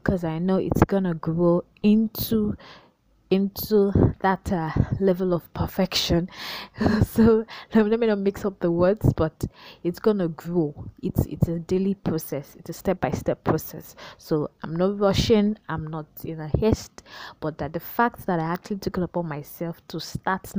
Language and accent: English; Nigeria; I'm a Nigerian, and I'd love to emphasize that in Pidgin.